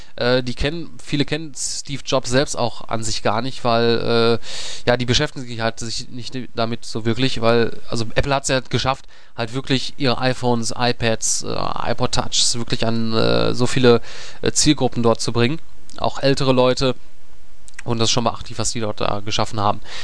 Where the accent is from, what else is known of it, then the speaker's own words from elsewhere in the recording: Germany; als äh, Deutscher